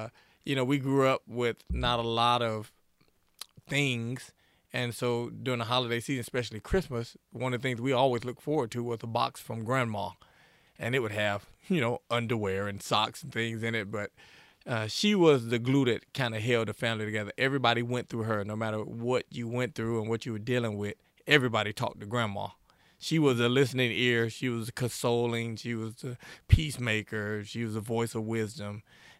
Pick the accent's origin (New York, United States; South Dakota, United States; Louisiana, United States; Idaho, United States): Louisiana, United States; Shreveport; also born or lived in Chicago, Illinois / Lafayette, Louisiana; now in Monroe, United States; I was born in Chicago, Illinois. Grew up in Shreveport, lived in Lafayette most of my life. I'm now in the great state of Monroe, Louisiana, great city of Monroe.